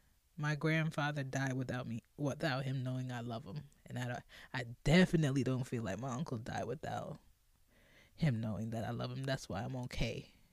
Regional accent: Philadelphia, Pennsylvania, United States; Okay, so I grew up in Philly, West Philly to be exact. Cedar Ave, what it do?

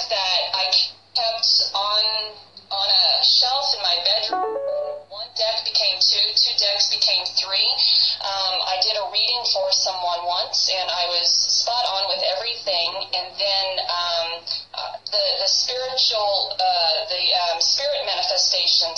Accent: New Orleans, Louisiana, United States; moved away; I'm originally from New Orleans, Louisiana, so I grew up around a lot of that culture

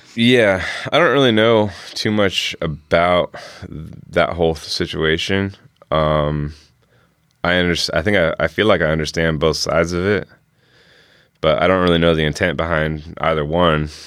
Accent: Bremerton, Washington, United States; I was born and raised in Bremerton

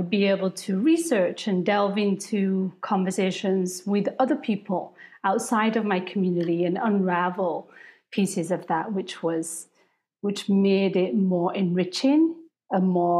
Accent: United Kingdom; I was raised in the Sikh faith from India originally, but I was born and raised in Britain

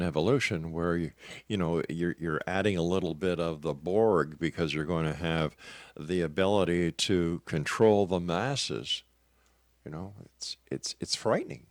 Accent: Canada; I'm a Canadian

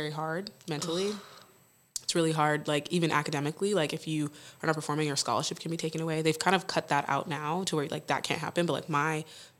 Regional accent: El Paso, Texas, United States; born or raised there; moved away

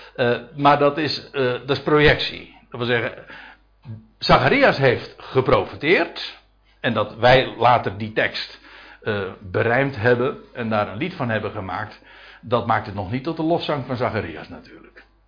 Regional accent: Netherlands; als Nederlanders

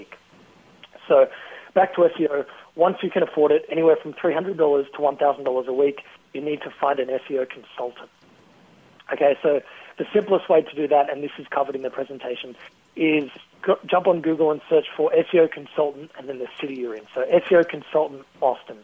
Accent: Australia; accent: Aussie; my Aussie accent

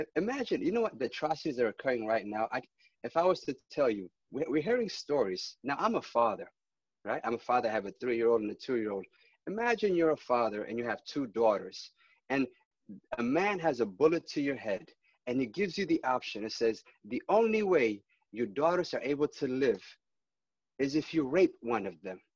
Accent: Ethiopia; now in United States; I was born in Ethiopia, but I'm an American.

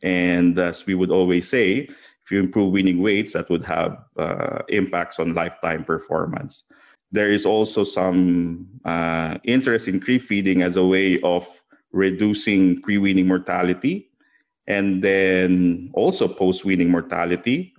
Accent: Philippines; I'm from the Philippines, and, um, I grew up with a family that's in agriculture

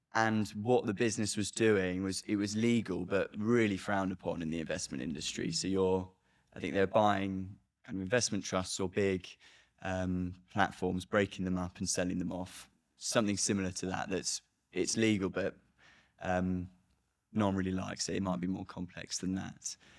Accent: United Kingdom; being a British person

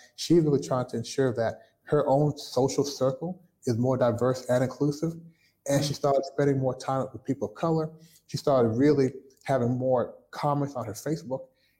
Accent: Toronto, Ontario, Canada; born there; Now, my family is Jamaican. I was born in Toronto, Canada. My family was Jamaican.

